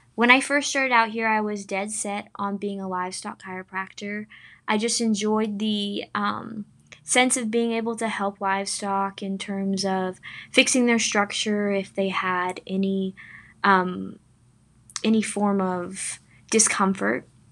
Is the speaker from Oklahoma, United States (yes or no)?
yes; Sapulpa, Oklahoma, United States; I'm from Sepulpa, Oklahoma, which is in the northeast part of the state of Oklahoma